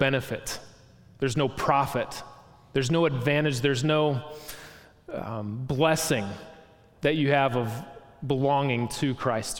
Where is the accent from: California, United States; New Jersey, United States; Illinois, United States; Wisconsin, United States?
Wisconsin, United States; Milwaukee; I grew up in Milwaukee, Wisconsin.